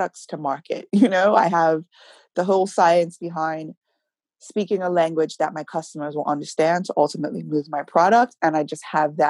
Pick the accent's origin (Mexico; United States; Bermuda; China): Bermuda; Warwick Parish; I grew up in Warwick. I'm a countryside girl